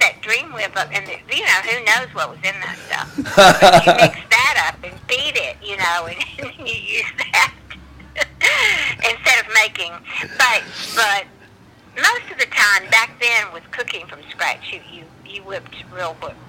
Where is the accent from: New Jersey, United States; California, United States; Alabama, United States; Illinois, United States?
Alabama, United States; Bessemer; also born or lived in Hueytown, Alabama; I grew up mostly in Alabama, right outside of Birmingham, in a town called Bessemer, and then Hueytown.